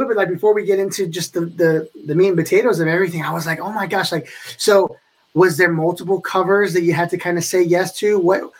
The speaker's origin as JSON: {"language": "English", "town": "Clarksburg", "region": "Maryland", "country": "United States", "said": "I'm from Upper Montgomery County out here in Clarksburg, Maryland"}